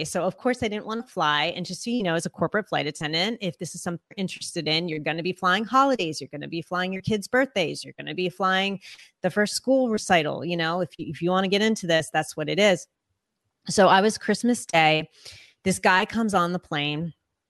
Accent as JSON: {"language": "English", "country": "United States", "first_language": "English", "said": "I'm American. English is my first language"}